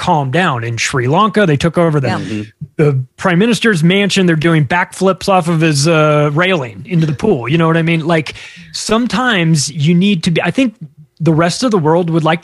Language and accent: English; United States; I'm an American